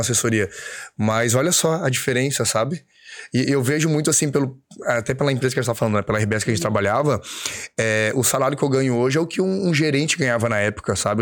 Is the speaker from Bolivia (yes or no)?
no; Florianópolis, Santa Catarina, Brazil; moved away as an adult; also born or lived in São Paulo; eu voltei pra minha cidade natal, que é Floripa